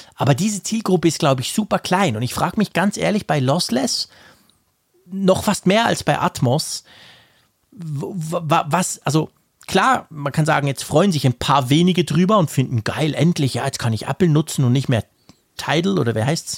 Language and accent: German; Switzerland; bei uns in der Schweiz